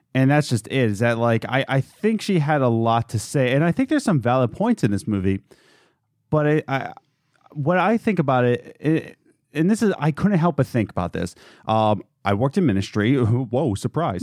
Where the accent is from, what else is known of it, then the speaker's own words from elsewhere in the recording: United States; as an American